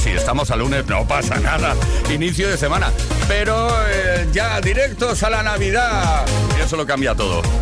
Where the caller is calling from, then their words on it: Balearic Islands, Spain; Buenas tardes … de Mallorca, ¿cómo estáis?